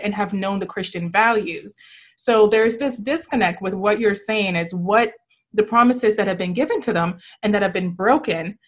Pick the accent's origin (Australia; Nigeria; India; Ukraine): Nigeria; now in United States; I was born, I was born and raised in Nigeria, and I, and then I came here